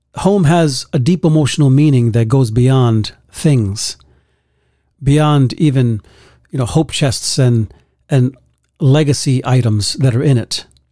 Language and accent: English; New York City, New York, United States; I grew up in Bronx, New York, a very tough neighborhood